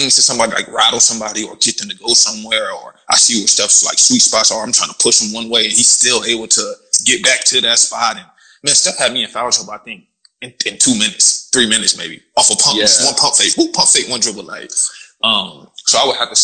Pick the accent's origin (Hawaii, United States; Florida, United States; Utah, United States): Florida, United States; moved away as an adult; also born or lived in Cork, Ireland; I'm from Florida, bro, so I'm used to just heat, plain heat